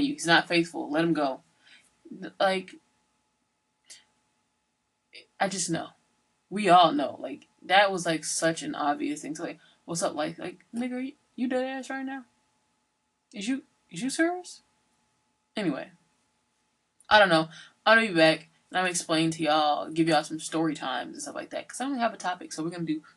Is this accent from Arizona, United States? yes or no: no; Georgia, United States; also born or lived in Sunderland, Massachusetts / New Haven, Connecticut; now in Massachusetts, United States; I'm from Georgia